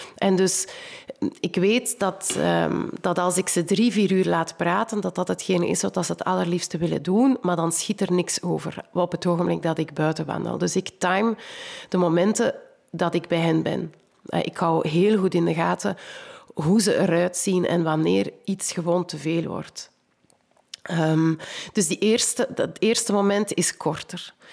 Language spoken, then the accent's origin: Dutch; Kempen, Flanders, Belgium; ik kom ook uit de Kempen.